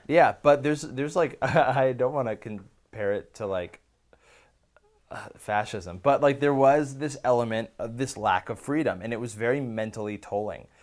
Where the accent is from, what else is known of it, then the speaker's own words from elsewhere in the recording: Bay Area, California, United States; moved away as an adult; I grew up in the Bay Area.